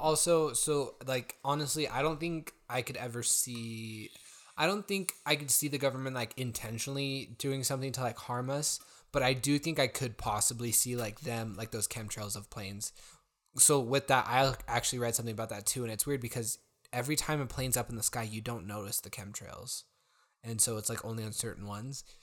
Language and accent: English; United States; as an American, but, like, we've also spent time outside of the U S